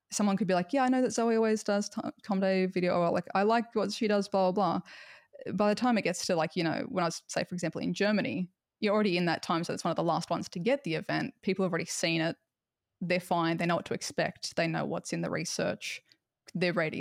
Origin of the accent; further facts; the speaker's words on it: Australia; because of being Australian